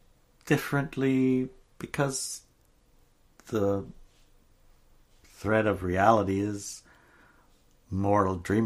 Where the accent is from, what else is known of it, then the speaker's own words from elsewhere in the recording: Juneau, Alaska, United States; In Juneau, Alaska, where I grew up in Alaska